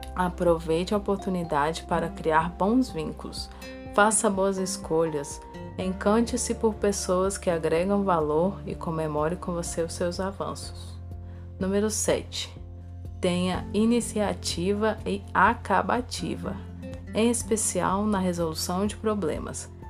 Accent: Brasília, Federal District, Brazil; Sou de Brasília

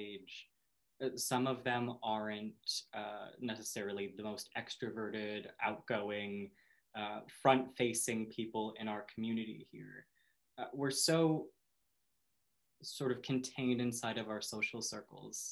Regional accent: Minneapolis, Minnesota, United States; also born or lived in Sioux Falls, South Dakota; now in Maine, United States; I grew up in the Midwest, so what it was not the most accepting place in the world. Minnesota and South Dakota

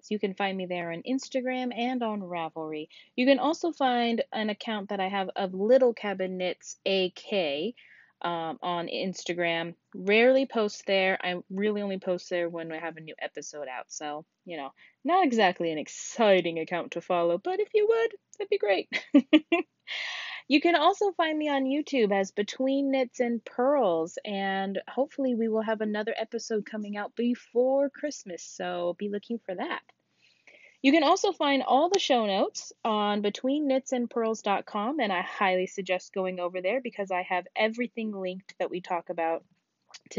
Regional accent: Alaska, United States; my home state of Alaska

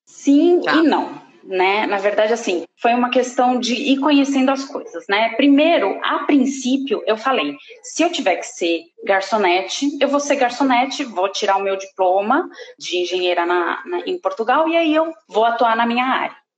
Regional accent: Brazil; moved away as an adult; eu sou brasileira, já que eu tô dizendo que eu sou brasileira

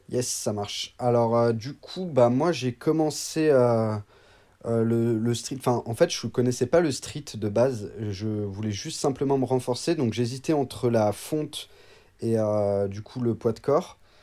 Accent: Annecy, Auvergne-Rhône-Alpes, France; Je viens d'Annecy, donc euh, je suis né à Annecy et j'ai toujours habité euh, aux alentours d'Annecy.

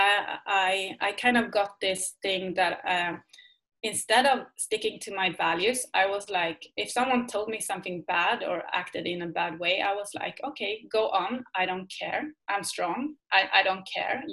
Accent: Sweden; English is a second language; I am from Sweden

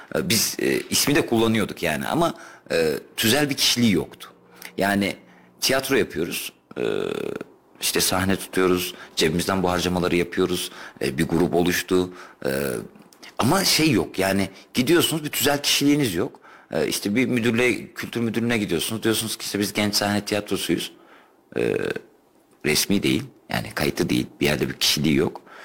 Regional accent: Kayseri Province, Turkey

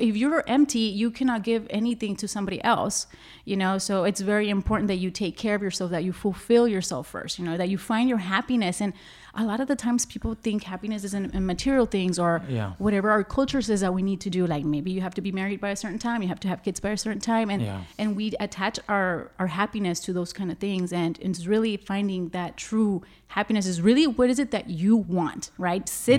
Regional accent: Laredo, Texas, United States; also born or lived in Austin; You know, it just happened because I lived in Austin. I was born and raised here in Laredo.

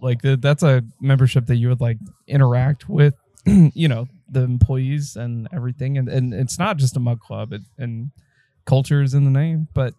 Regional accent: Kentucky, United States; like we're from Kentucky, we see these barrels everywhere, and it's like that's home

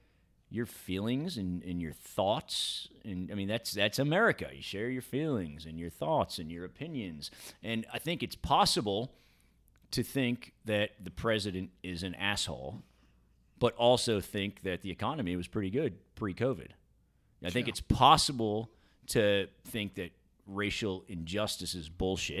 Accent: New York, United States; I grew up in New York, bit of a cynical town

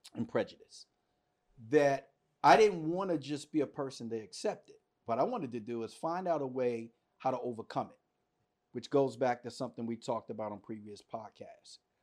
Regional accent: Washington, District of Columbia, United States; I was born and raised in Washington, D C.

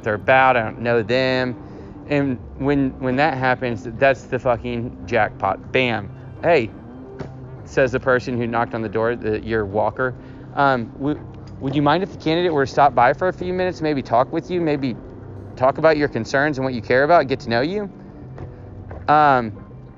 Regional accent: Houston, Texas, United States; moved away; I'm from Houston, Texas

